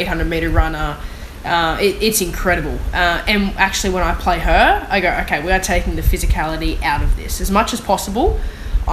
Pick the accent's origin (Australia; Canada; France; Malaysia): Australia; being an Australian